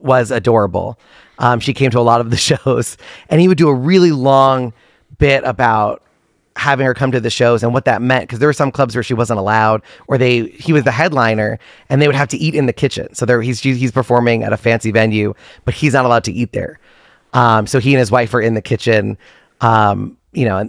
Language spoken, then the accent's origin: English; New York, United States; also born or lived in Boston; From New York. So born and raised in New York, went to school in Boston